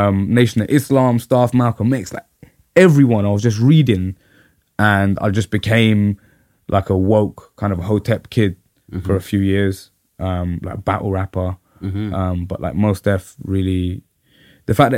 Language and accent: English; London, United Kingdom; I'm from Camden